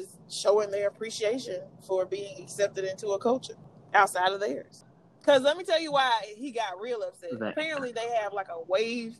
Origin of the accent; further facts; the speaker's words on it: Southwest Georgia, United States; I grew up in Southwest Georgia